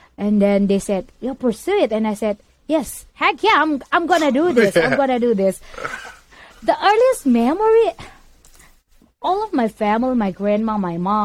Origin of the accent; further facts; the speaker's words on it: Indonesia; now in United States; I am from Indonesia. Right now, I'm living in USA